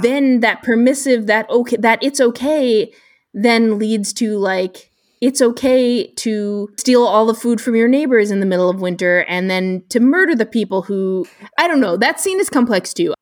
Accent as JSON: {"language": "English", "country": "United States", "said": "as an American reader"}